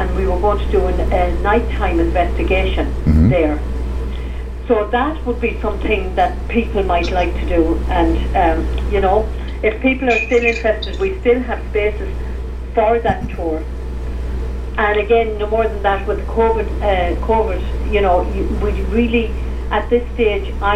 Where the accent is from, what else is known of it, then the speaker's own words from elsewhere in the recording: Ireland; accent: Irish; moved away; my accent